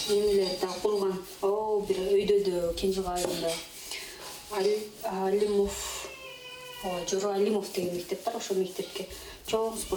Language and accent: Kyrgyz; Korul, Osh Region, Kyrgyzstan; moved away; мен токсон тогузунчу жылы төрөлгөм өзү ушул айылда эле аан алты миң жети миңге жакын эл адам жашайт да